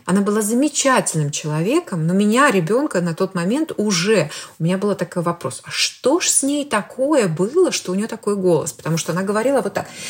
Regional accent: Belarus; moved away as an adult; я родом из Беларуси, и уехала я оттуда больше 20 лет назад

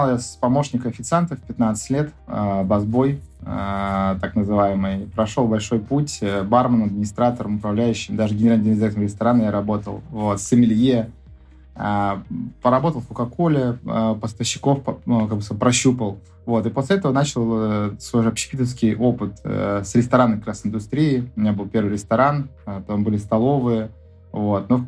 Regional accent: Saint Petersburg, Russia; А, у нас шаверма, мы же из Питера.

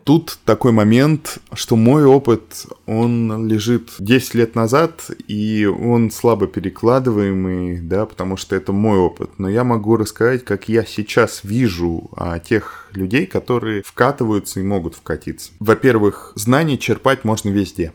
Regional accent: Ryazan, Ryazan Oblast, Russia; moved away; Я вообще из Рязани

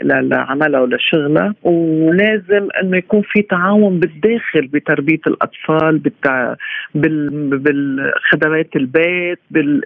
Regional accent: Lebanon; عندنا في لبنان

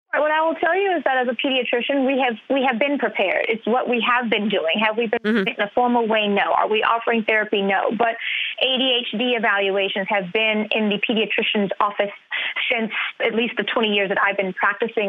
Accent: Louisiana, United States; my home state of Louisiana

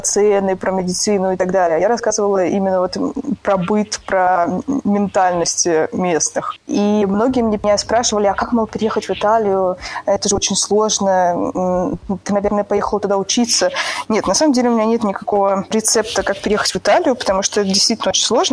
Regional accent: Saint Petersburg, Russia; moved away as an adult; also born or lived in Moscow, Russia; now in Chiavari, Italy; Я родилась в Санкт-Петербурге, и сначала я переехала в Москву по работе

